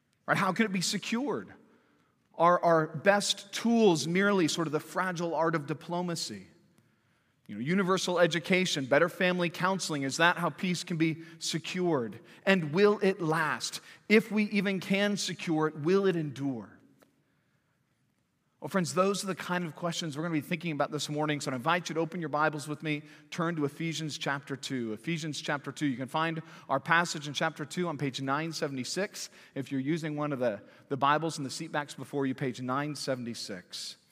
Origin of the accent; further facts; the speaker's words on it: Santa Cruz, California, United States; now in Fayetteville, United States; growing up in Santa Cruz, California